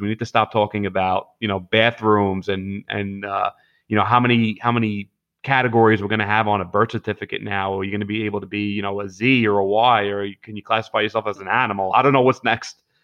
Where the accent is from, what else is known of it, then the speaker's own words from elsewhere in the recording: New York City, New York, United States; I grew up in Gravesend and Bensonhurst and, you know, Diker Heights and Bath Beach